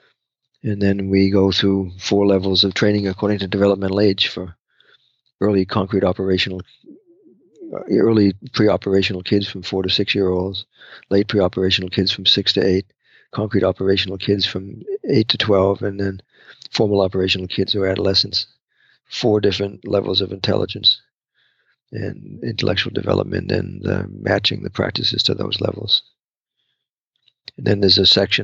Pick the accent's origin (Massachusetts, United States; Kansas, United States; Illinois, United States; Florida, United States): Massachusetts, United States; Gloucester; my hometown of Gloucester